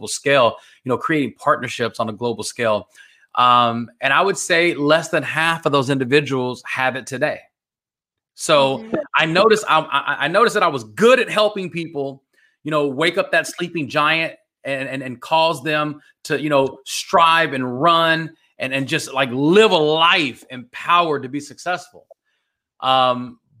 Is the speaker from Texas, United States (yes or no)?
yes; Dallas-Fort Worth area, Texas, United States; I'm from the Dallas-Fort Worth area